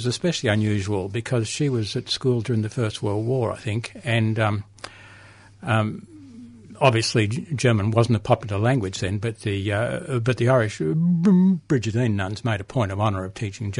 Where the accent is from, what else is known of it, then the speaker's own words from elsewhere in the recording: Mount Evelyn, Victoria, Australia; I grew up in Mount Evelyn, so we had always had a few cows around, yeah. Mount Evelyn's in the back of Melways now, but it wasn't always.